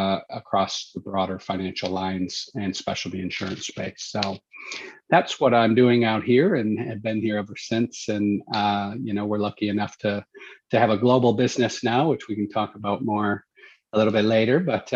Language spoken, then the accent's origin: English; United States; moved away as an adult; also born or lived in Chicago; now in Australia; I definitely don't have an Australian accent, so I'm not from Australia. I'm actually originally from the U.S. and have been out in Asia Pacific now for going on my 13th year.